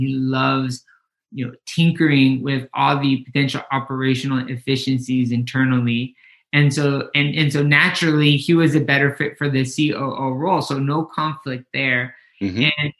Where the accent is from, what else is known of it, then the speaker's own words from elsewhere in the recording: Mazatlan, Sinaloa, Mexico; moved away as an adult; My mom decided to pack her bags and move back to Mexico. And so Kenny and I grew up in Mazatlan, Sinaloa, which is on the Pacific coast.